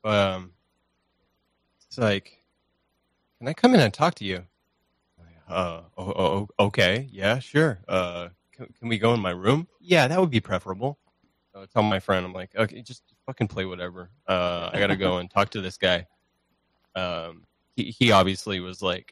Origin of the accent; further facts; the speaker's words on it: Canada; I'm Canadian